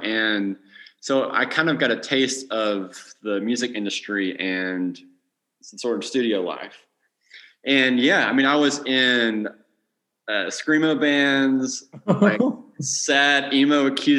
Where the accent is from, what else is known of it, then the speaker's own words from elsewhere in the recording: Florence, Alabama, United States; born and raised in Alabama, specifically Florence, the Muscle Shoals area.